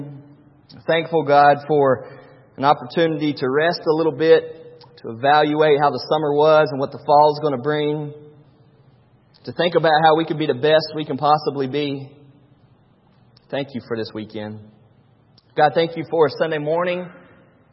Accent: North Carolina, United States; Born and raised in North Carolina, and my dad is nothing but a worker

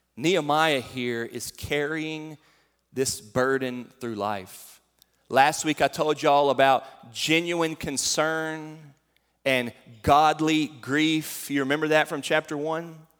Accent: North Carolina, United States; moved away as an adult; now in Fairdale, Kentucky, United States; I came from North Carolina

